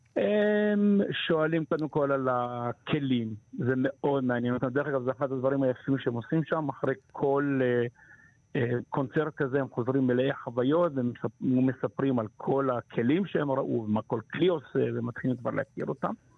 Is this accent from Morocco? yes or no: yes; Morocco; now in Israel; אני יליד מרוקו